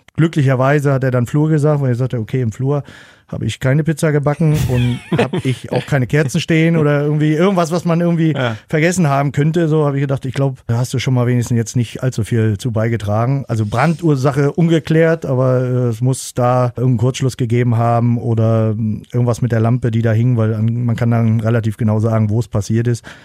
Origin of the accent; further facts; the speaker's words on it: Rostock, Mecklenburg-Vorpommern, Germany; in meiner Heimatstadt auch noch, also in Rostock